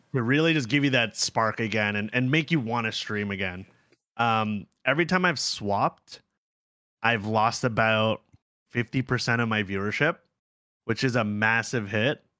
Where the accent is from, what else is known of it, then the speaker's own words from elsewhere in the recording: Ontario, Canada; also born or lived in South Korea; We're both from Ontario